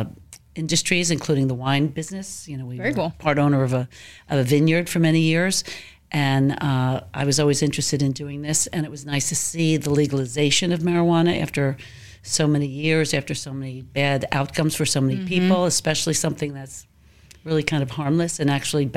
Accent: Plainfield, New Jersey, United States; Well, I am originally from Plainfield. I was born and raised in New Jersey. So I grew up going to all the Plainfield schools, graduating from the high school

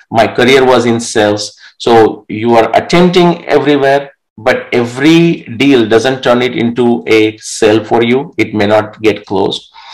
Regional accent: Marathi, Maharashtra, India; first language Marathi; English is a second language; moved away; in that small village, I was the only one that was, I mean, I'm talking eight to 10 years old who is reading the newspaper in my mother tongue Marathi

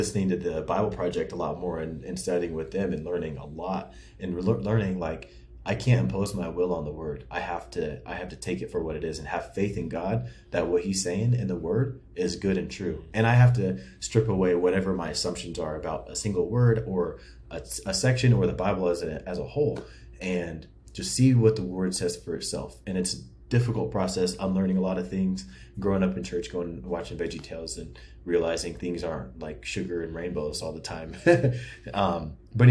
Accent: Seattle, Washington, United States; moved away; also born or lived in Wichita, Kansas / Kansas City / Lawrence area; I grew up in Seattle, lived there for a long time, moved to Wichita, lived there for a long time, went to high school, college in Wichita.

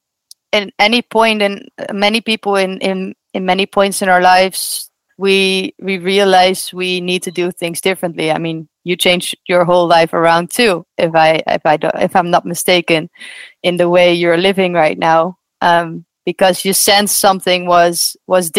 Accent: Netherlands; I grew up in the Netherlands

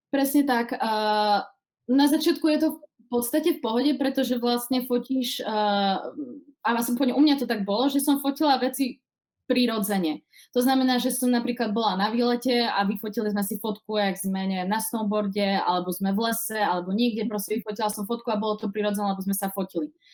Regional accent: Košice, Košice Region, Slovakia; moved away as an adult; now in Prague, Czech Republic; momentálne pochádzam z Košic, uh, zo Slovenska, ako môžete počuť, ale uh, žijem už 7 rokov v Prahe

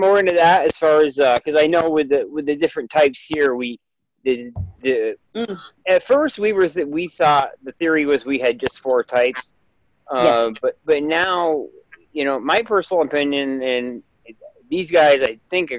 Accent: Adirondacks, upstate New York, United States; moved away as an adult; now in North Carolina, United States; I'm originally from the Adirondacks in upstate New York.

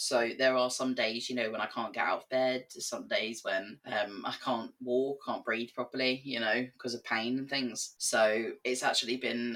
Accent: England, United Kingdom; moved away as an adult; also born or lived in Belfast; now in Northern Ireland, United Kingdom; I left school when I was 16, went to college in England. We didn't have a sixth form, so I went on to college and did my A-levels. And then obviously you can hear I'm not from Northern Ireland. So I moved over here when I was 19.

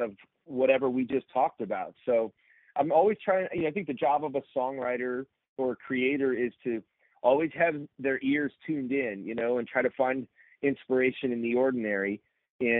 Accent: Chicago suburbs, Illinois, United States; I was a preacher's kid growing up in the Chicago suburbs

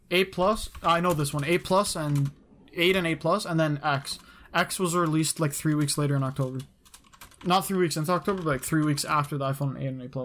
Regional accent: Canada; I'm from Canada

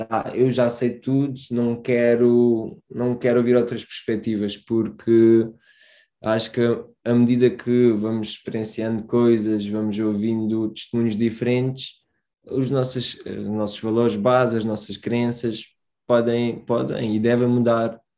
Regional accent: Portimão, Algarve, Portugal; sou de Portimão

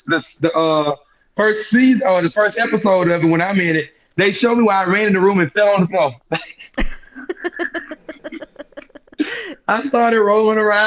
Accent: Mobile, Alabama, United States; the Mobile, my hometown

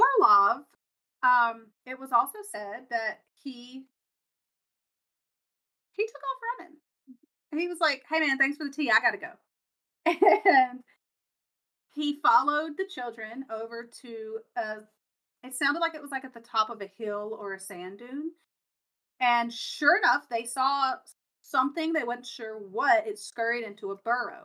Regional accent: United States; I'm from America

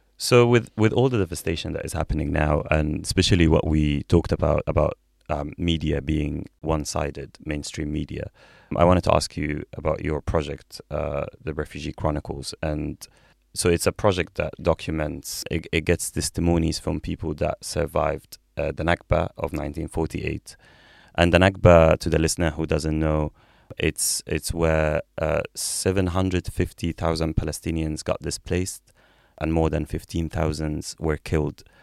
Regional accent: Egypt; moved away as an adult; I'm from Egypt

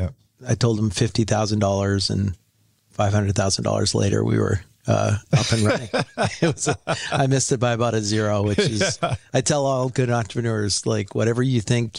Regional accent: North Vancouver, British Columbia, Canada; Yeah, I'm from, I went to Carson Graham High in North Vancouver.

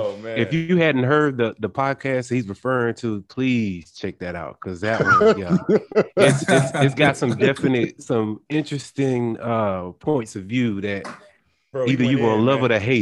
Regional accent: United States; now in Atlanta, United States; I'm Carolina bred, but I'm Atlanta fed

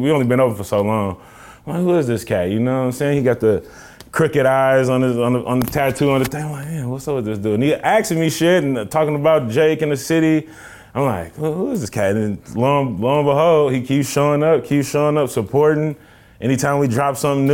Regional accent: Richmond, California, United States; also born or lived in Oakland; I'm from Richmond

